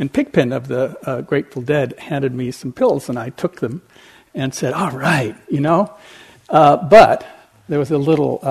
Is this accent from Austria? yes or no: no; Switzerland; moved away as an adult; also born or lived in California; I grew up in Europe, in Switzerland